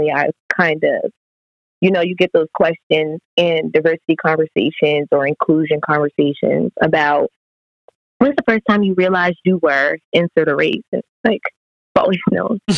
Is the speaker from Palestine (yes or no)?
no; Trenton, New Jersey, United States; moved away as an adult; now in Richmond, United States; I am from Trenton, New Jersey, um, I'm currently a junior at the University of Richmond